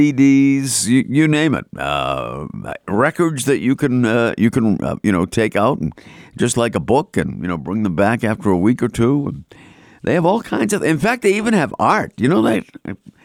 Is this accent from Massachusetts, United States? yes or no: yes; Boston, Massachusetts, United States; accent: Boston; my Boston accent